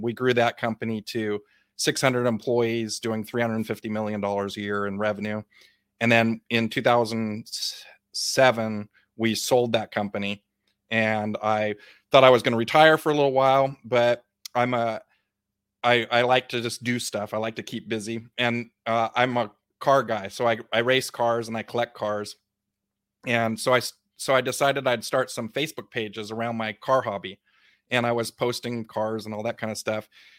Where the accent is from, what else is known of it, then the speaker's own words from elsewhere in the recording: Big Sur, California, United States; I grew up really poor. I grew up in Big Sur Coast in California, with an outhouse and no electricity, goats, hippie parents